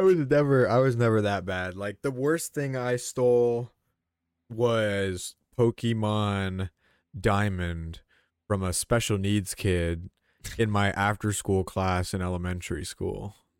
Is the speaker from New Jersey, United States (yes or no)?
no; Georgia, United States; we both grew up in Georgia